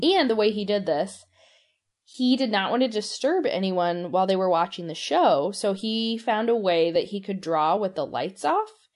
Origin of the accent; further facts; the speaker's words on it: St. Louis, Missouri, United States; Saint Louis, my hometown